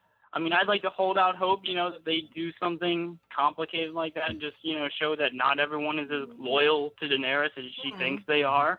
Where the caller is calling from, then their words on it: Louisiana, United States; I'm calling from Louisiana